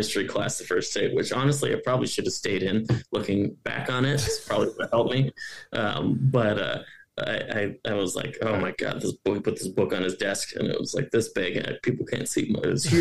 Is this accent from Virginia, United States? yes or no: no; Hinsdale, Illinois, United States; also born or lived in Ohio; now in Missoula, United States; I'm from Chicago, but I grew up in a suburb of Chicago. It's called Hinsdale. That's where I grew up.